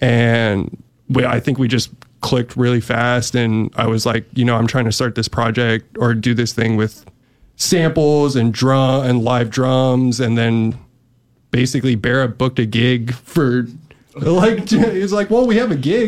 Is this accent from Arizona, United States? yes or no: yes; Phoenix, Arizona, United States; now in Portland, United States; I'm originally from Phoenix, Arizona. And I moved here and joined a couple bands pretty fast playing bass.